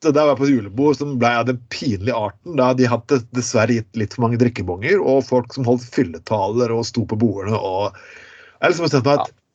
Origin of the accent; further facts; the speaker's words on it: Skien, Telemark, Norway; folk fra Skien, kan du si, som der jeg er fra